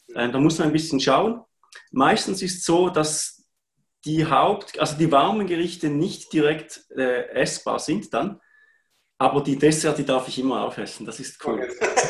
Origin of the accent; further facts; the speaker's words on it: Heiden, Appenzell Ausserrhoden, Switzerland; ich komme aus Heiden im schönen Appenzellerland